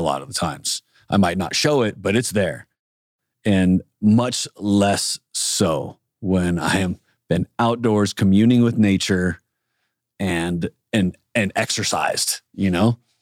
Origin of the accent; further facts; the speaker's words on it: San Diego, California, United States; Growing up in San Diego, everything is is outdoors